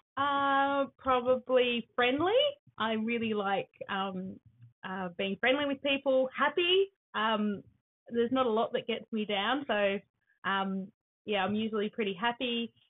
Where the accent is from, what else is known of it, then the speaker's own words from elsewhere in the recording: Sydney, New South Wales, Australia; now in Laurieton, Australia; I was born in Sydney